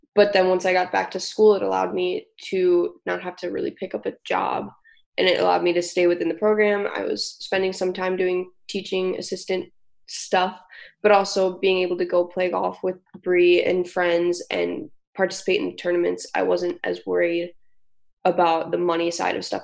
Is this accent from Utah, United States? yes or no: no; Brookings, South Dakota, United States; I grew up in Brookings, South Dakota